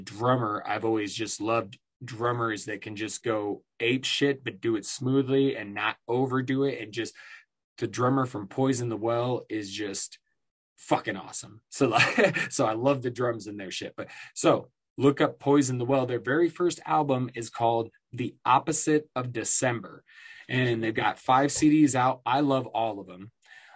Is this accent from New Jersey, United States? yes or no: no; Iowa, United States; moved away; I came from Iowa